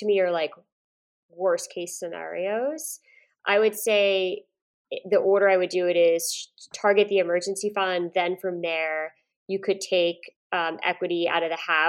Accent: Woodstock, New York, United States; I'm from upstate New York

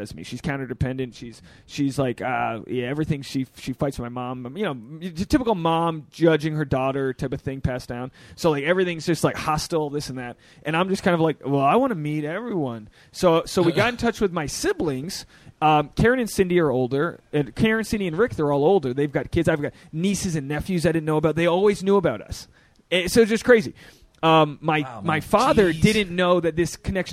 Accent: Rhode Island, United States; I'm from Rhode Island

